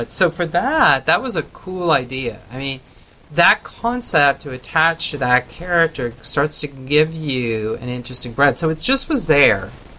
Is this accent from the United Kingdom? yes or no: no; Canada; I come from Canada, you know, away from kind of the scenes.